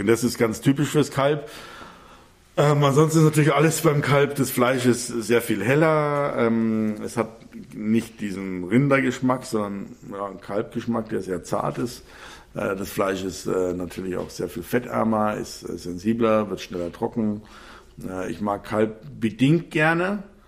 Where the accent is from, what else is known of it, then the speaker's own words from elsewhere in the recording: Bavaria, Germany; hier bei uns in Bayern